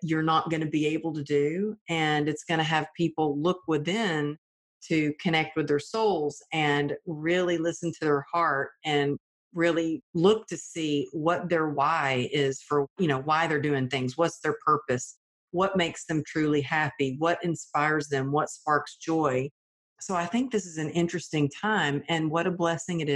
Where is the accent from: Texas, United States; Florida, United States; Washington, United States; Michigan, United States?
Texas, United States; I grew up in the Bible Belt of Texas